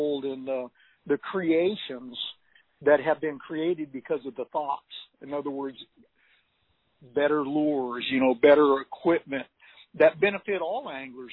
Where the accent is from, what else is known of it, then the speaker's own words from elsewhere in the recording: Northern California, United States; moved away as an adult; now in Texas, United States; I was just a young teenager born and raised in Northern California that had a passion for fishing